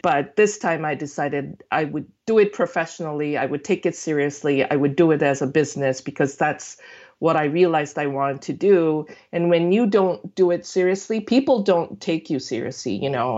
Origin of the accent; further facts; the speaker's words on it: South Korea; moved away; also born or lived in United States; I'm born and raised in Korea, but I lived in the States for, you know, over I guess, twenty years before I went back